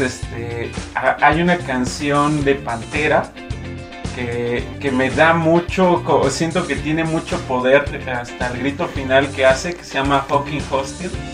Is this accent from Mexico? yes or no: yes; Mexico; nuestro país